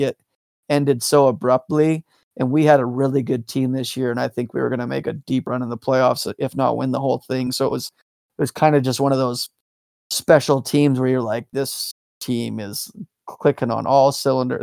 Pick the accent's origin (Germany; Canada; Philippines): Canada; Calgary, Alberta; I grew up in Calgary